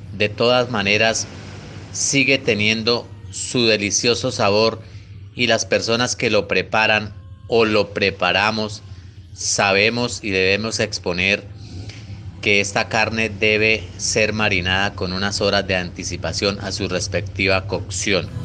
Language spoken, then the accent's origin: Spanish; Santander, Colombia; nuestro departamento y como santandereanos que somos